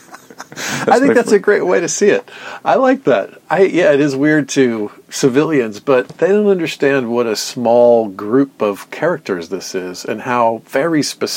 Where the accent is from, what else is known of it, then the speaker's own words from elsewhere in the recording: Atlanta, Georgia, United States; moved away; I grew up in Atlanta